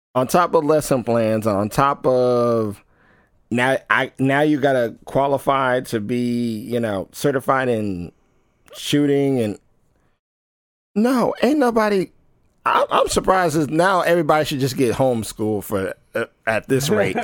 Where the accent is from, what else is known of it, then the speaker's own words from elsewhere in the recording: United States; as an American